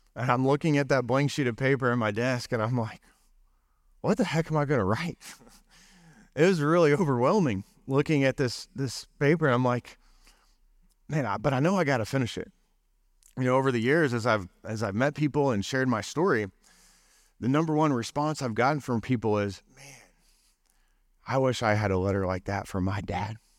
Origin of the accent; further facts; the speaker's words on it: Allen, Texas, United States; moved away; also born or lived in Tulsa, Oklahoma / Sand Springs, Oklahoma / Arkansas; I grew up in Allen, Texas, then went to, moved to Tulsa, Sand Springs, and then was at Arkansas